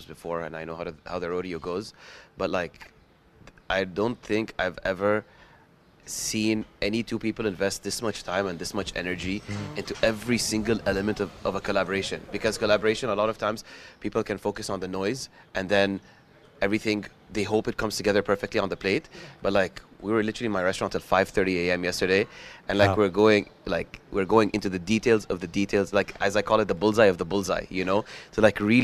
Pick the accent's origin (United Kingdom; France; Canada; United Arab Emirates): United Arab Emirates; Dubai; born and raised in Dubai